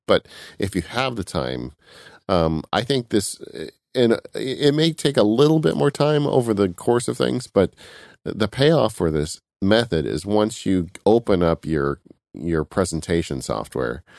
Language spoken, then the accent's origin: English; California, United States; I'm from California